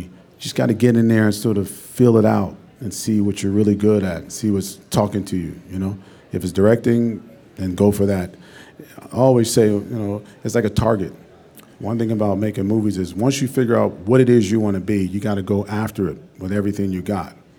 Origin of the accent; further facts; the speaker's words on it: Pittsburgh, Pennsylvania, United States; moved away as an adult; also born or lived in West Virginia / New York; I'm from Pittsburgh, Pennsylvania. I moved to New York